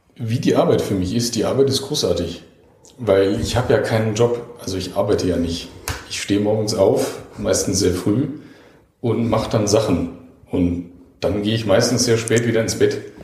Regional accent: Düsseldorf, North Rhine-Westphalia, Germany; also born or lived in Heidelberg; now in Enzkreis, Germany; als Düsseldorfer

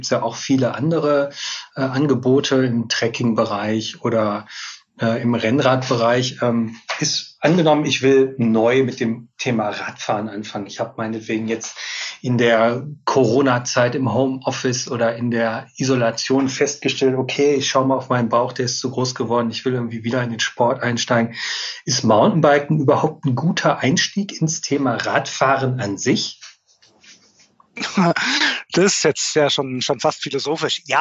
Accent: North Rhine-Westphalia, Germany; Ich, hab, ich bin ein Kind des Ruhrgebiets. Ich musste immer, wenn ich in die Natur wollte, durch viel Stadtgebiet, um dann relativ schnell auch in der Natur zu sein.

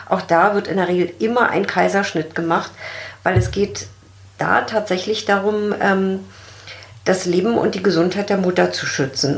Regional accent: Germany; bei uns in Deutschland

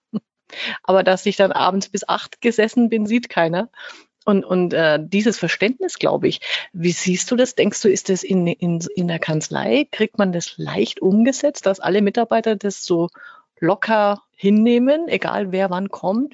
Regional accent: Fürth, Bavaria, Germany; accent: Franconian rolled R; Ich bin ja aus Fürth. Wir werden und können hoffentlich heute so richtig schön das ähm, fränkische R mal rollen lassen

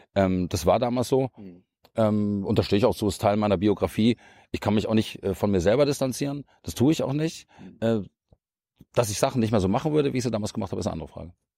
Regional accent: Munich, Bavaria, Germany; moved away as an adult; now in Brandenburg, Germany; Ich komme ja selber aus München

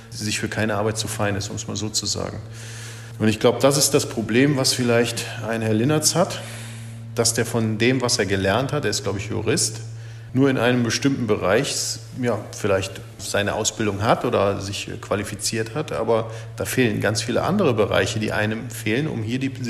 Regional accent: Cologne, North Rhine-Westphalia, Germany; Aber ich komme aus Köln ich komme auch nicht von hier, ne?

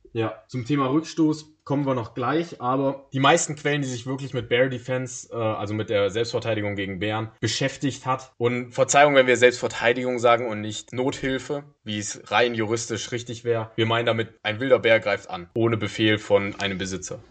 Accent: Germany; wir als Deutsche

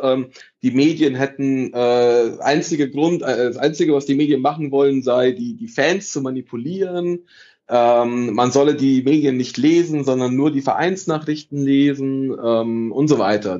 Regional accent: Italy; now in Munich, Germany; ich bin Italiener

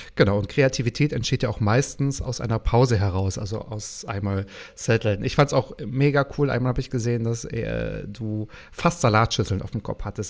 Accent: Mecklenburg-Vorpommern, Germany; ich ja auch aus Mecklenburg komme

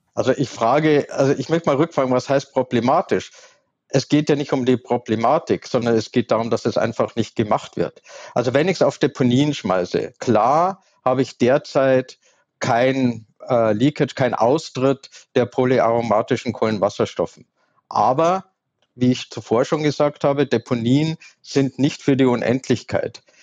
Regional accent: Southern Germany, Germany; ich komme aus Süddeutschland

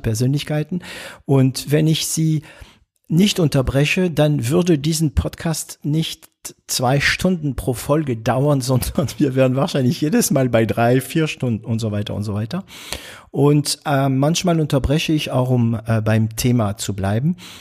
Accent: France; accent: French; German is a second language; moved away as an adult; now in Germany; ich bin Franzose, ich bin kein Belgier, ich bin kein Kanadier. Ähm, ich bin in Frankreich geboren

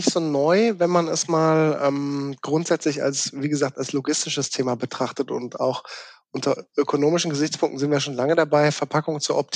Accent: Baden-Württemberg, Germany; born there; accent: South Baden dialect; ich bin gebürtiger, gebürtiger Südbadener, was man meinem Dialekt irgendwie nicht mehr so anhört, außer ich bin mit äh, zu Hause im Gespräch, dann wird das schon mal ein bisschen mehr Isch und Hesch und so.

